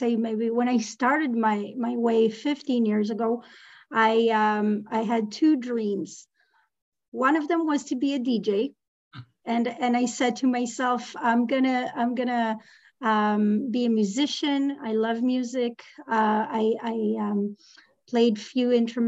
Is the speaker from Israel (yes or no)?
yes; Israel; moved away as an adult; now in Canada; I left my country. I was born and raised in Israel.